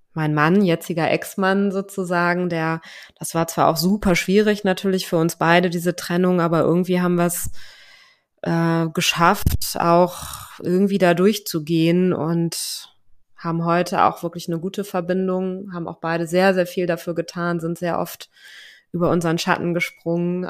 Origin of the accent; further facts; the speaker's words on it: Germany; moved away as an adult; deutsche Staatsbürgerin bin ich natürlich noch nach wie vor